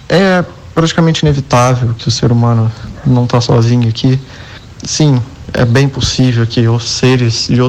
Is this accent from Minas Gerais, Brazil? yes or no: yes; Três Corações, Minas Gerais, Brazil; eu tenho 15 anos, eu sou de Três Corações.